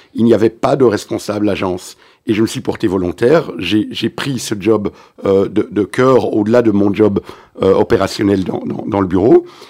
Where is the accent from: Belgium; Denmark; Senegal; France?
Belgium; Antwerp, Flanders; French is a second language; now in Brussels, Belgium; je viens de la communauté juive d'Anvers